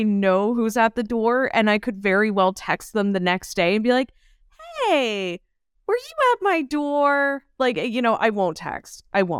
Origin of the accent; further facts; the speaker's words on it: Ireland; Listen, I'm Irish. Okay.